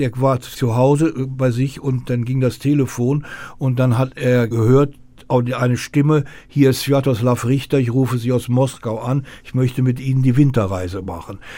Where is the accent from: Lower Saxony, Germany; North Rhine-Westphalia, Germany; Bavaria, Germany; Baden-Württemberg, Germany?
North Rhine-Westphalia, Germany; Ich komme aus Nordrhein-Westfalen